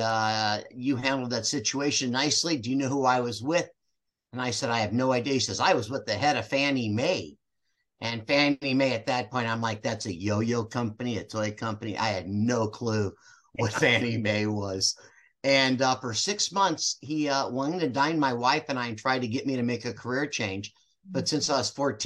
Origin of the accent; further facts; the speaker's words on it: St. Louis, Missouri, United States; moved away as an adult; also born or lived in Southern California; I'm originally from St. Louis, moved right after high school, moved to Southern California